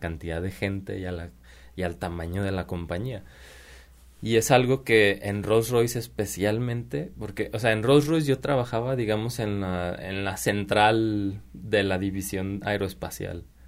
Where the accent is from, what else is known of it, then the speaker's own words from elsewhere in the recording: Mexico; moved away as an adult; also born or lived in Prague, Czech Republic / England; Vero y yo somos como, como mexicanos